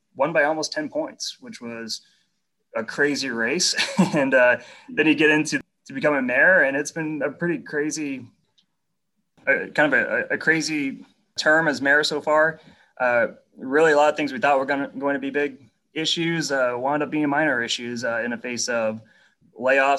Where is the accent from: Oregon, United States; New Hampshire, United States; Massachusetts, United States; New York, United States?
New Hampshire, United States; moved away as an adult; now in Wichita, United States; I'm from South Wichita, originally from New Hampshire.